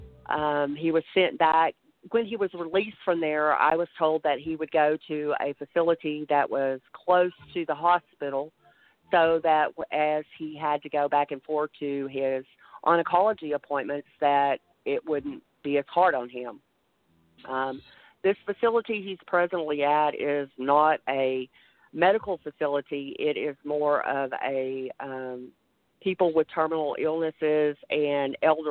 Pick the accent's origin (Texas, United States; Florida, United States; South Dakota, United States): Texas, United States; I'm from Texas. I live outside of the DFW area